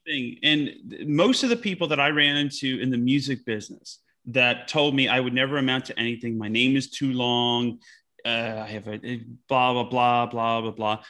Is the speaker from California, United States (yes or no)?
no; Utica, New York, United States; I grew up in a little town called Utica, New York.